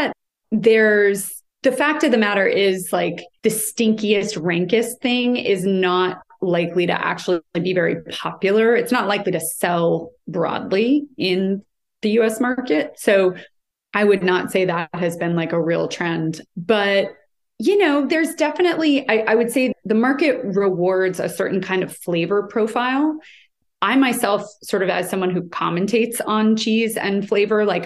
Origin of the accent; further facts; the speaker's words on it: United States; I'm American